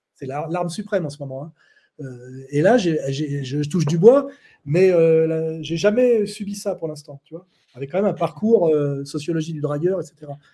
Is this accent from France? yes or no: yes; France; moved away as an adult; now in Switzerland; Je suis français, donc je suis né français